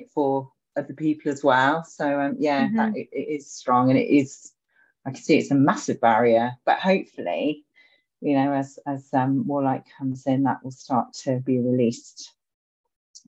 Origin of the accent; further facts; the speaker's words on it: Edinburgh, Scotland, United Kingdom; I was born in Edinburgh, so I've got a really strong connection to the city.